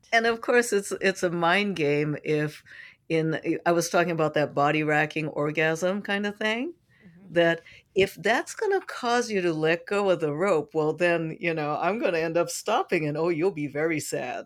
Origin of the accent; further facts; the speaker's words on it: San Francisco, California, United States; I'm from San Francisco